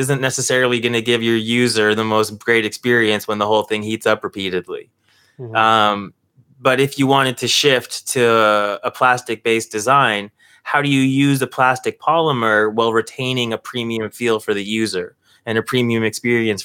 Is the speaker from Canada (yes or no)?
yes; Toronto, Ontario, Canada; we're from Toronto